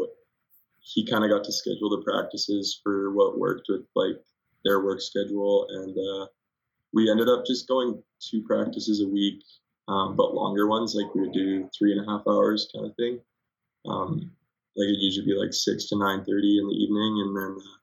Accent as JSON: {"language": "English", "town": "Athabasca", "region": "Alberta", "country": "Canada", "tie": "born or raised there", "said": "I'm from Athabasca, which is, like, a small town of about 3,000 people, and it's 2 hours north of Edmonton"}